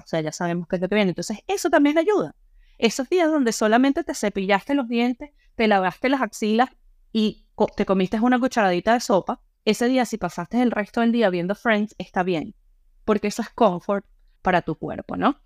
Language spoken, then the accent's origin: Spanish; Venezuela; also born or lived in Panama; now in Ireland; Nosotros en Venezuela